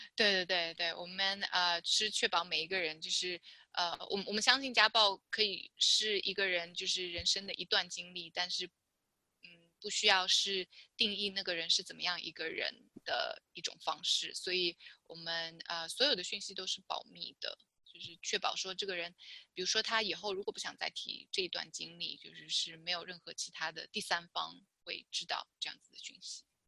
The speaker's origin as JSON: {"language": "Chinese", "country": "China", "tie": "born or raised there", "moved": "yes", "lives_now": "California, United States", "said": "因为我是在大陆出生的"}